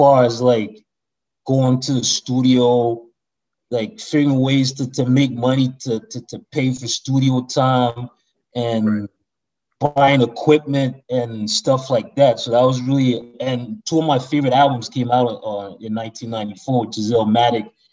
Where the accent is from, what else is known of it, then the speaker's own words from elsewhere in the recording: DR Congo; now in Ottawa, Canada; Originally I'm from Congo, basically. Zaire